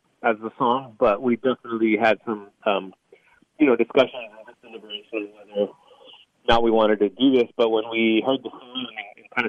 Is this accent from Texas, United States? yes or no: yes; South Texas, United States; I'm born and raised in South Texas